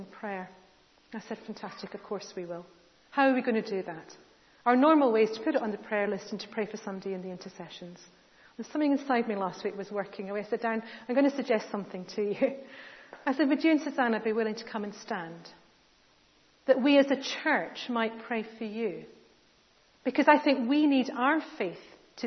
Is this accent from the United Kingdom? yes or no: yes; United Kingdom; we're British